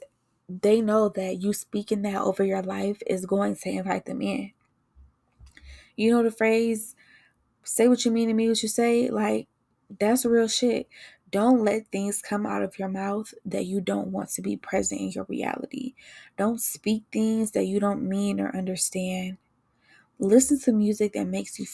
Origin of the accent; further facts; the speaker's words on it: Detroit, Michigan, United States; I was born and raised in Detroit. I grew up on the east side